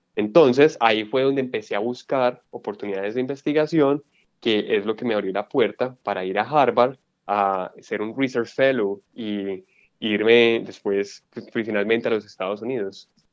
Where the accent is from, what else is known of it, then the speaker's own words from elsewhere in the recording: Colombia; moved away as an adult; yo soy médico colombiano con experiencia en endocrinología